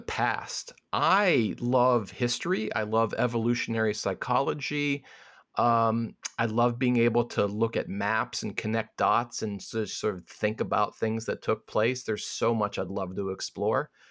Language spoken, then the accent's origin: English; Midwest, United States; I'm a Midwesterner